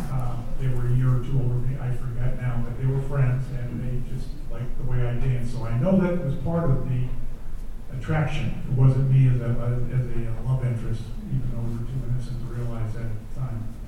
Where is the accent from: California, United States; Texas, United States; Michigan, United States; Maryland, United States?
Maryland, United States; D.C.; born or raised there